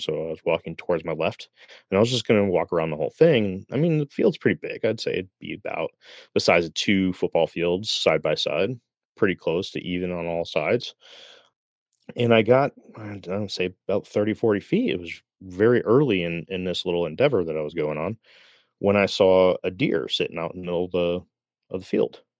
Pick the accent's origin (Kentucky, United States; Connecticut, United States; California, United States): Connecticut, United States; Middletown; I grew up in Middletown, Connecticut